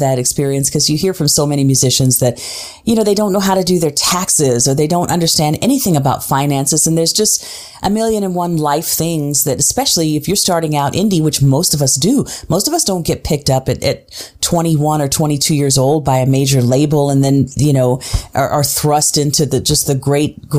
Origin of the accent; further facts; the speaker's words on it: Tulsa, Oklahoma, United States; also born or lived in Switzerland / Nashville, Tennessee / New York; now in Philadelphia, United States; my hometown of Tulsa, Oklahoma